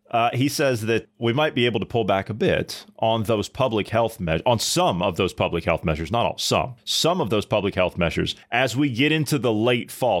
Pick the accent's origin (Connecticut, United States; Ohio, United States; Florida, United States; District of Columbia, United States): Ohio, United States; my home state of Ohio